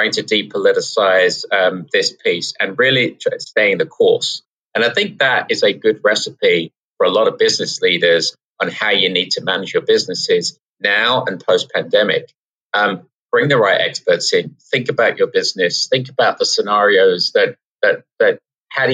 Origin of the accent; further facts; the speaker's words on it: England, United Kingdom; now in New York City, United States; we're from England